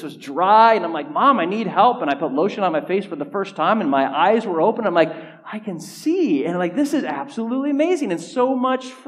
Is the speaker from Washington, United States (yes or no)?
no; Southern California, United States; also born or lived in San Diego; now in Grand Rapids, United States; growing up in Southern California